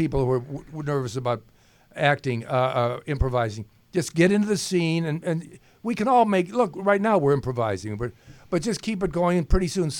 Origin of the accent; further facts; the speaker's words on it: Cleveland, Ohio, United States; when I was a young boy, I'm from Cleveland